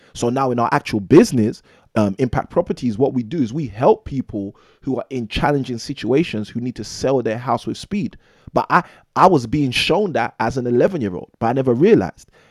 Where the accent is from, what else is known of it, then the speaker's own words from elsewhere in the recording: London, United Kingdom; born and raised in London, England